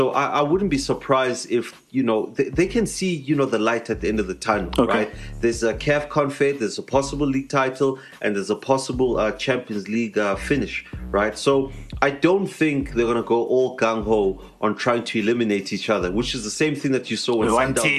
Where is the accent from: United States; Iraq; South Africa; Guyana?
South Africa; So, you know, you want to see that as a South African fan. You want to see, you know, all our teams, you know, continentally.